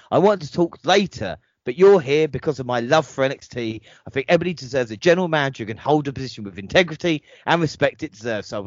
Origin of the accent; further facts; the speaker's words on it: Blackpool, North West England, United Kingdom; then my hometown of Blackpool in 2015.